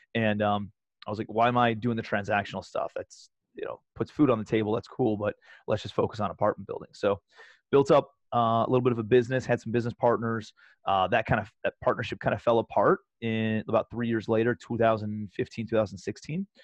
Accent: Cleveland, Ohio, United States; moved away as an adult; also born or lived in New York City; I'm a kid from Cleveland

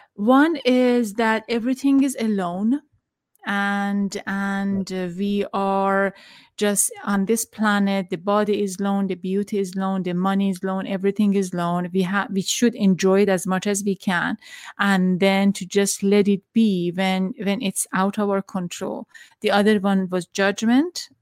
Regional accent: Tehran, Tehran Province, Iran; now in United States; I'm from Iran, back in Tehran. I was growing up

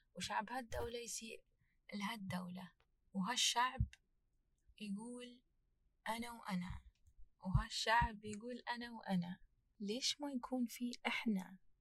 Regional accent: United Arab Emirates; أنا كإماراتية

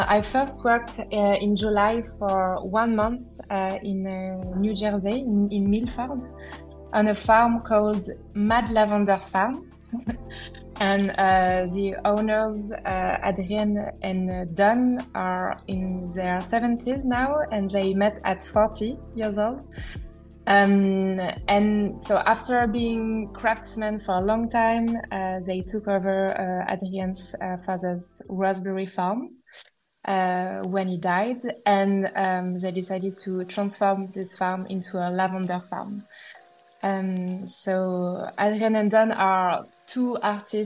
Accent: Brittany, France; moved away; Growing up in Brittany, which is a renowned agricultural region situated in the west of France, I was surrounded by farmers and tractors every day

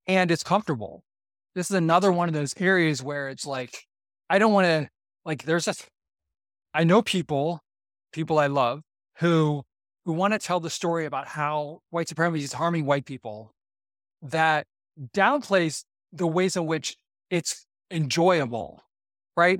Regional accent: Boardman, Ohio, United States; I grew up in Boardman, Ohio, which is a, a white, very, very white suburb of Youngstown, Ohio

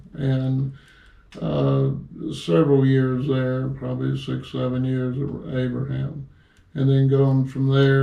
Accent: Tampa, Florida, United States; I'm from Tampa, Florida. I was born on Del Mabry when it was a two-lane highway

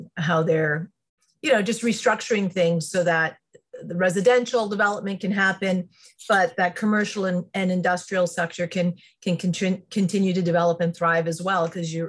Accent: Niagara, Ontario, Canada; born or raised there

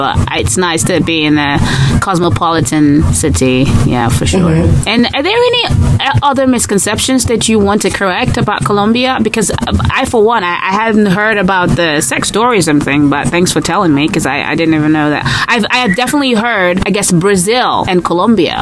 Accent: Nigeria; I'm Nigerian

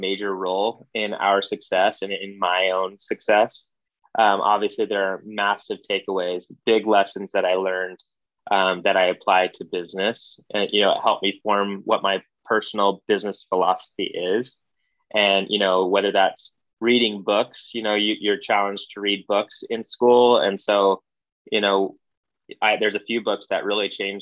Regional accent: Arizona, United States; moved away; also born or lived in Hawaii; Growing up in Arizona

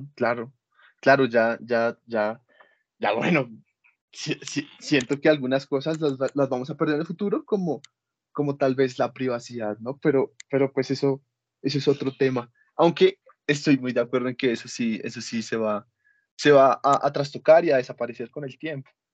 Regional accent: Colombia; nosotros como colombianos que no tenemos el pasaporte

